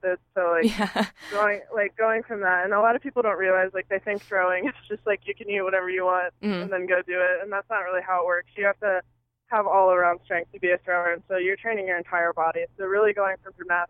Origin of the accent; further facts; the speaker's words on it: Ohio, United States; moved away as an adult; I grew up in Ohio